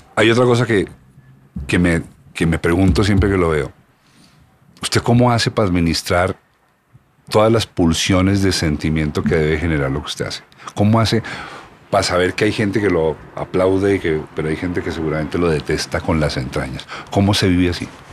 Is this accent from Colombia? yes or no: yes; Colombia; somos colombianos estantes, somos, somos producto de este país